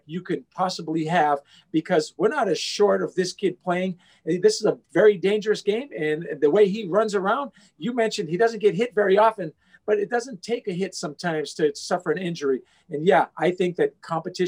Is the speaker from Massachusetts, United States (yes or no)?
no; Hawaii, United States; I'm from Hawaii